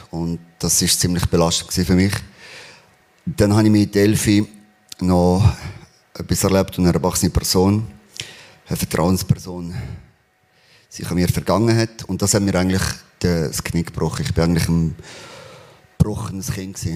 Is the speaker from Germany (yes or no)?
no; Spain; Ähm, ich bin in Spanien aufgewachsen. Wir sind sehr arm aufgewachsen.